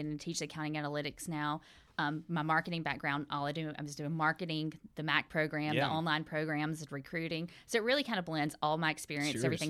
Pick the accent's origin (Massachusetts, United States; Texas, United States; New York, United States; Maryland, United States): Maryland, United States; Ellicott City; I'm from Ellic City, 45 miles north of here. So I've lived in this small radius my entire life.